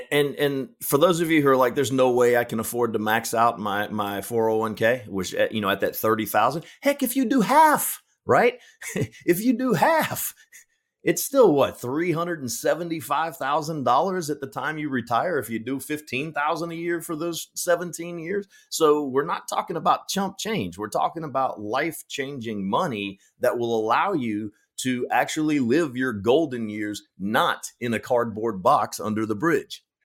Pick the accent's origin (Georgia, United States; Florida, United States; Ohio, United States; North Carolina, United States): Georgia, United States; Powder Springs; I grew up in Powder Springs, Georgia